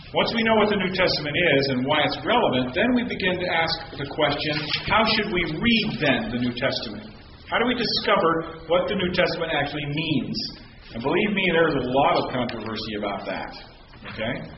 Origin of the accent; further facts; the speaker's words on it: United States; I'm an American